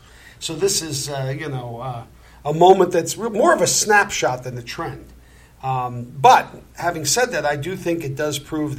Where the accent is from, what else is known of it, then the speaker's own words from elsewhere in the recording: New York, United States; I'm from New York.